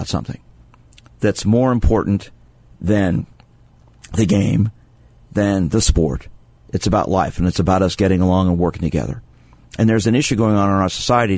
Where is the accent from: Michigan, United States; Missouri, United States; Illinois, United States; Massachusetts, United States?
Missouri, United States; Kansas City; I grew up in Kansas City, seeing religious bigotry